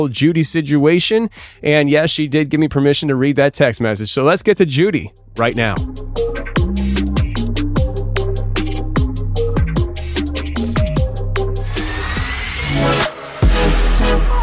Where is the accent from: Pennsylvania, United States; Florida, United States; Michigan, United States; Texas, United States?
Pennsylvania, United States; also born or lived in Tennessee; my home state of Pennsylvania